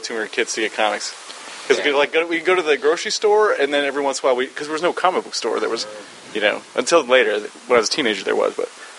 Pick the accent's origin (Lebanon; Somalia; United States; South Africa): United States; Ringle, Wisconsin; moved away; I'm from Wausau area, a small town called Ringle, which is about 2 hours from here. But yeah, so I grew up